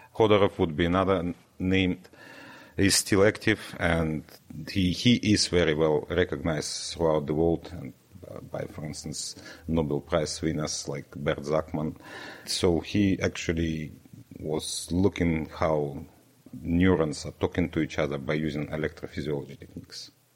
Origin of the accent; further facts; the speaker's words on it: Irkutsk, Irkutsk Oblast, Russia; English is a second language; now in Dundee, United Kingdom; it's my hometown